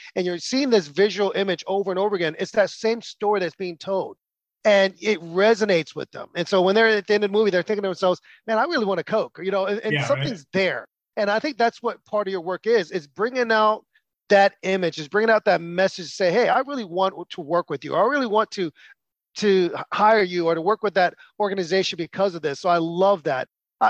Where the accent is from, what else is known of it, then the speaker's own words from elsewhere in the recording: United States; what was interesting for me as an American is I went to the movie theater with my friends from London